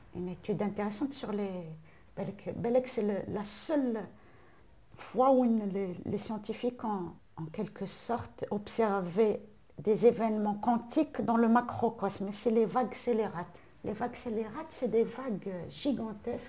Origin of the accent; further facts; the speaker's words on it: Algeria; en tant qu'Algérienne